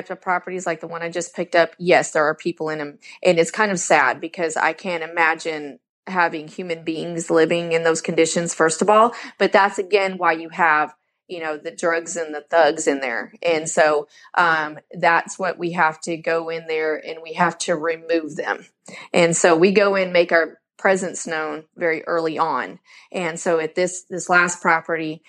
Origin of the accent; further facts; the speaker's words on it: Southern California, United States; now in Huntsville, United States; I grew up in Southern California.